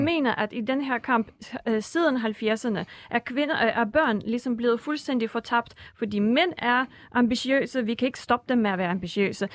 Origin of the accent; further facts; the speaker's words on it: Russia; now in Denmark; Rusland, hvor jeg kommer fra